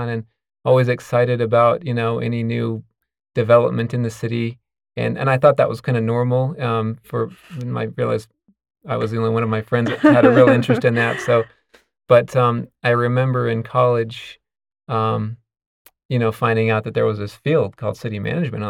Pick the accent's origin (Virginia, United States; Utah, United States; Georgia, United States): Utah, United States; Pleasant Grove; moved away as an adult; also born or lived in St. Louis, Missouri / California; I grew up in Utah and Pleasant Grove